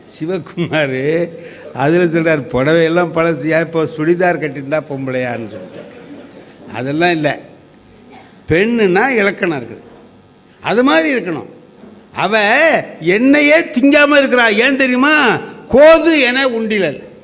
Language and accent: Tamil; near Mayavaram, Tamil Nadu, India; நான் கொஞ்சம் தூரம் அந்த இடத்துல பிறந்தேன்